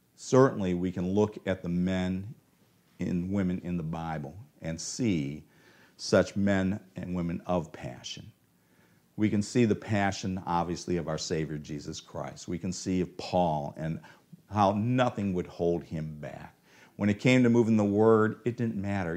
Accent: Cleveland, Ohio, United States; I'm from Cleveland.

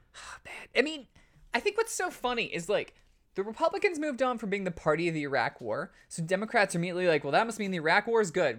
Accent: California, United States; I'm a Californian. I love my state

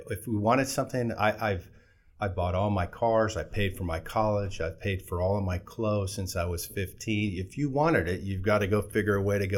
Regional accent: Fort Walton Beach, Florida, United States; Well, I came from Florida. I was born in Fort Walton Beach

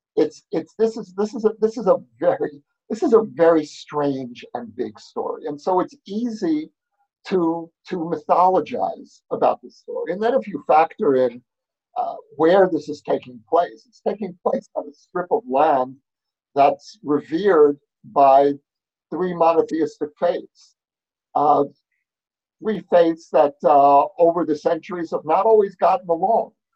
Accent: New York, United States; now in Jerusalem, Israel; I grew up, as you can hear from my accent, I grew up in New York

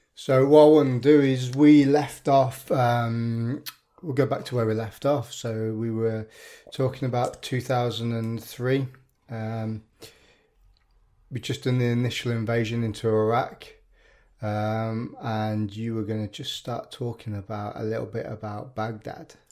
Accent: Birmingham, West Midlands, United Kingdom; I'm from Birmingham

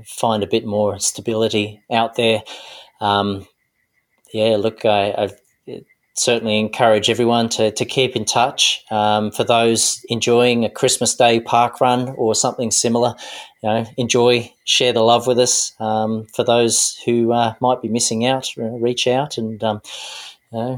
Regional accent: Tasmania, Australia; moved away; growing up in Tassie with a pine forest

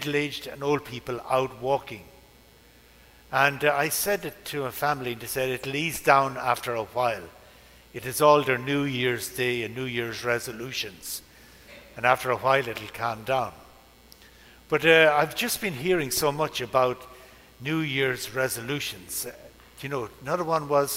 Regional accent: Ireland; moved away; the first bridge over the River Barrow in my hometown since British rule

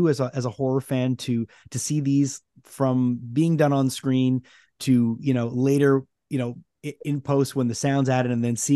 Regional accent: Canada; we're Canadian

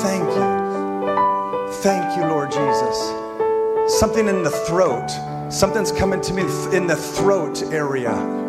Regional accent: Spain; also born or lived in Mexico; I mean, growing up in Spain and Mexico, and we went, but I love Mexican food.

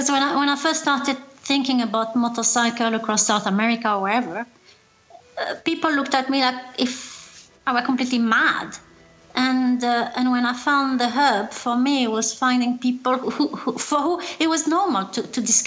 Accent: France; now in London, United Kingdom; I am French

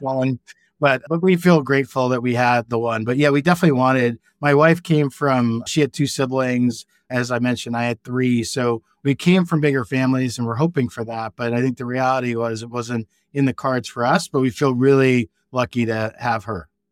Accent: Virginia, United States; moved away as an adult; also born or lived in New York / Southern California / Kodiak, Alaska / California; I grew up in Virginia, I went to the University of Virginia for undergrad

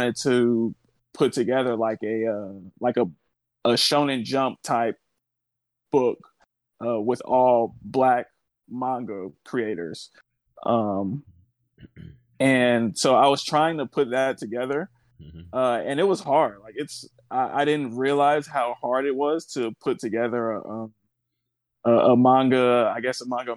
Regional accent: Oakland, California, United States; now in Los Angeles, United States; I'm from Oakland, California, born and raised. I'm in Los Angeles now.

